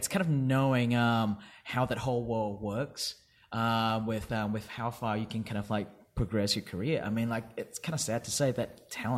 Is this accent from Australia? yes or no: yes; Perth, Western Australia, Australia; I did. I grew up in Perth, yes.